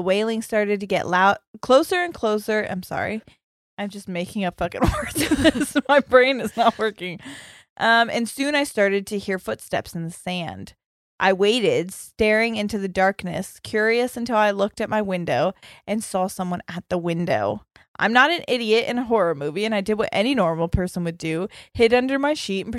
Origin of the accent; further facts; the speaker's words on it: Western Australia, Australia; I'm from Western Australia, and I'm Indigenous.